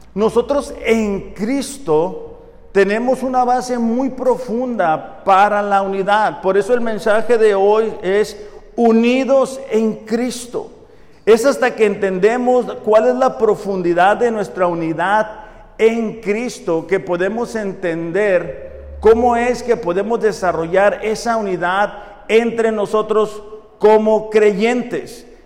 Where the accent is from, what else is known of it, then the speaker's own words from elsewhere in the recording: Mexico; nacimos en México